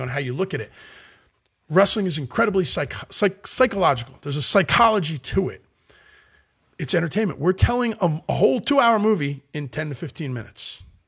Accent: Philadelphia, Pennsylvania, United States; I'm from South Philadelphia

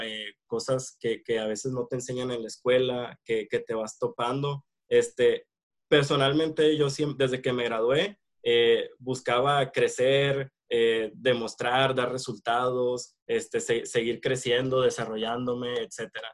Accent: Hermosillo, Sonora, Mexico; soy de aquí de Hermosillo, Sonora, eh, acá me encuentro actualmente

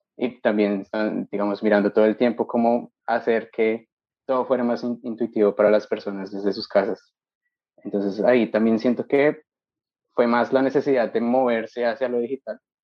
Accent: Bogotá, Colombia; yo soy bogotano, nací allá y me crié allá

